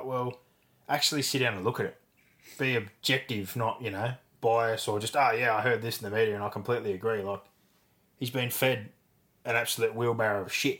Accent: Penrith, New South Wales, Australia; we're from Penrith

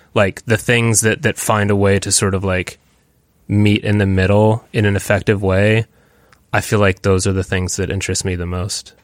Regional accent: Williamsburg, Virginia, United States; moved away as an adult; also born or lived in New York / Los Angeles; in the same town where I grew up, in Williamsburg

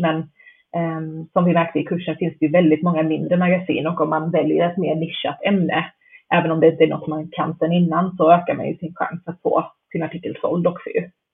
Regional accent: Canada; moved away; jag pluggade till journalist i Kanada, där jag är uppvuxen

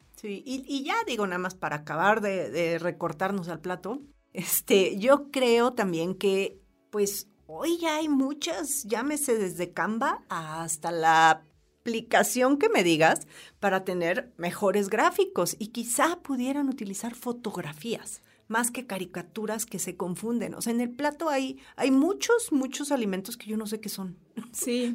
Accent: Mexico; como mexicanos

